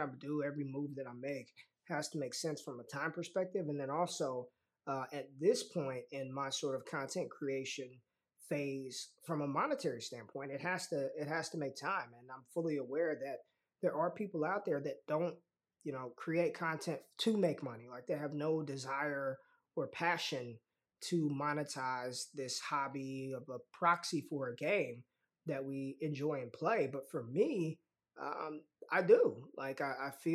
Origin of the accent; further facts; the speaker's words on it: Las Vegas, Nevada, United States; I'm from Vegas, so it runs in my veins already